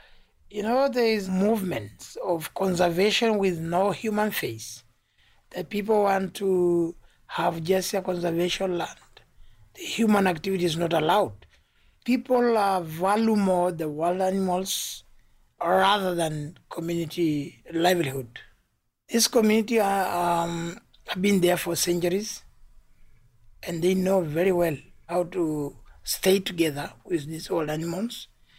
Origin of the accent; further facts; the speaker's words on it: Tanzania; I come from Tanzania, and I work with an organization called Ujama Community Resource Team.